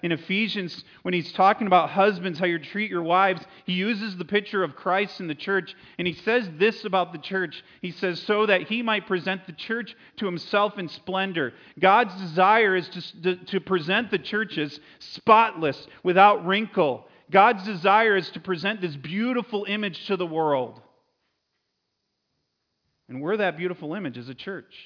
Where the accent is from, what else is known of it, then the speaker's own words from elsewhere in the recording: Connecticut, United States; moved away; I grew up in Connecticut